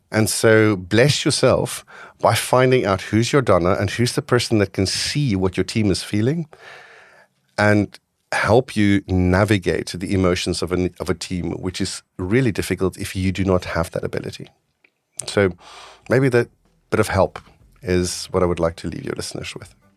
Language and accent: English; North West, South Africa; now in Netherlands; I grew up in South Africa